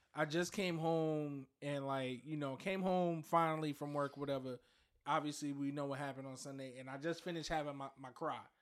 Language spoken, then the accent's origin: English; New York, United States; we're from New York